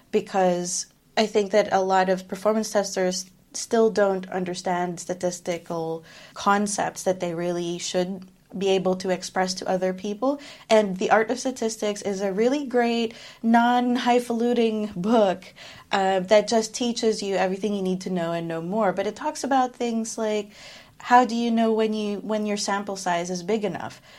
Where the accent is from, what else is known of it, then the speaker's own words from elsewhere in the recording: Philippines; moved away; So I am Filipino. I'm from the Philippines, but I've lived most of my life away from it. So it's kind of a mix of experiences there.